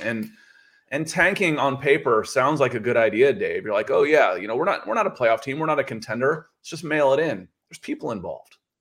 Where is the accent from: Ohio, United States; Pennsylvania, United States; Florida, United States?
Ohio, United States; Akron; I was born in Akron, Ohio